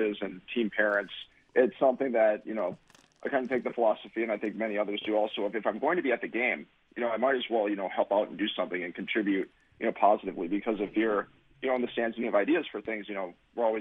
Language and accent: English; Milwaukee, Wisconsin, United States; also born or lived in Port Washington, Wisconsin; I grew up in on the far west side of Milwaukee